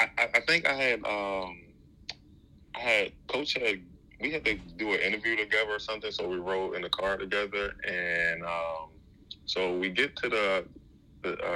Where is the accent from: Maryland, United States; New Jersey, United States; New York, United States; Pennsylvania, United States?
Maryland, United States; Baltimore; growing up in Baltimore